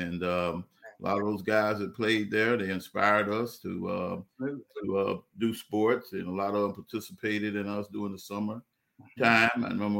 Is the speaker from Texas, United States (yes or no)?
no; Delray Beach, Florida, United States; We're right there on 14th Avenue where I grew up at.